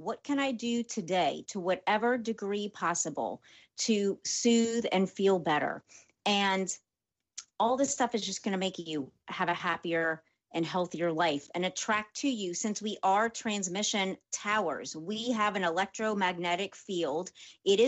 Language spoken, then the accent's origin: English; New Orleans, Louisiana, United States; I'm from New Orleans